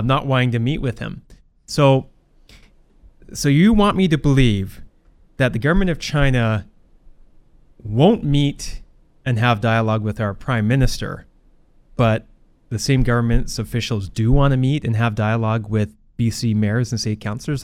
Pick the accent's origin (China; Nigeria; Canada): Canada; Port Coquitlam, British Columbia; being the mayor of Port Coquitlam. Uh, it's my hometown. It's the city I've lived in my entire life.